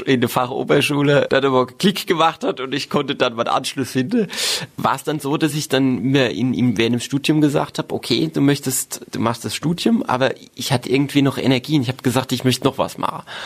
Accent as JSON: {"language": "German", "town": "Dittelsheim-Hessloch", "region": "Rhineland-Palatinate", "country": "Germany", "tie": "born or raised there", "also_born_or_lived": "Worms", "said": "Ich bin im Stadtkrankenhaus in Worms glücklich zur Welt gekommen, aber aufgewachsen bin ich in Dittelsheim-Hessloch, in einer wunderbaren Ortsgemeinde, auch ein Stück weit im Herzen Rheinhessens"}